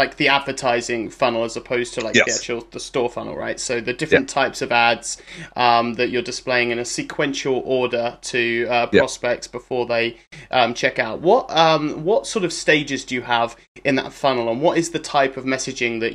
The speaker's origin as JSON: {"language": "English", "country": "United Kingdom", "said": "as a Brit, I pronounce the T as well"}